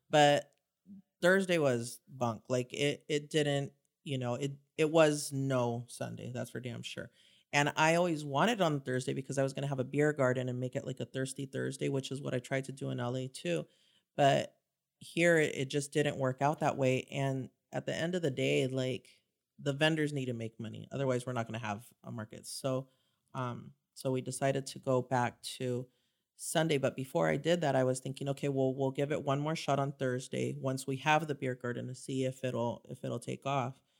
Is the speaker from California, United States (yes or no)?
yes; Santa Ana, California, United States; I grew up in Santa Ana